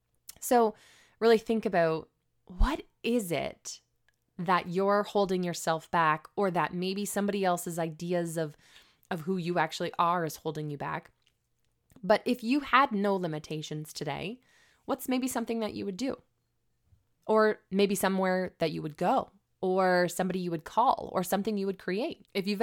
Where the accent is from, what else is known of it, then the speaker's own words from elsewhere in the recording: Canada; Can I even work here being as though I'm a Canadian?